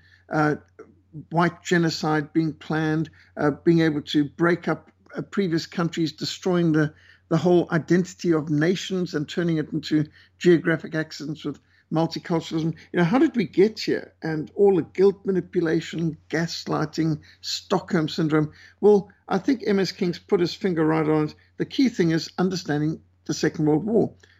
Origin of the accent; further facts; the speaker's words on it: Bulawayo, Zimbabwe; where I was brought up in Bulawayo and Rhodesia